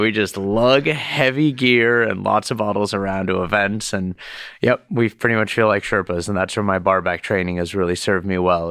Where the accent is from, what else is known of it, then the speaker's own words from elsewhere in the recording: Miami, Florida, United States; moved away; also born or lived in Boston; growing up in Miami